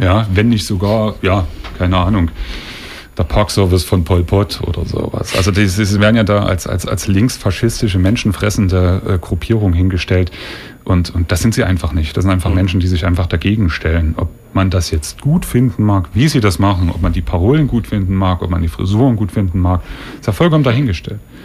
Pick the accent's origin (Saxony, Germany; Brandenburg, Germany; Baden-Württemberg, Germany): Saxony, Germany; Leipzig; als Leipziger